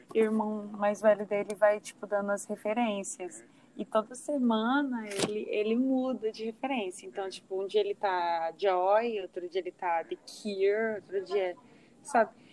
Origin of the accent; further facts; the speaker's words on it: Uberaba, Minas Gerais, Brazil; eu sou de Uberaba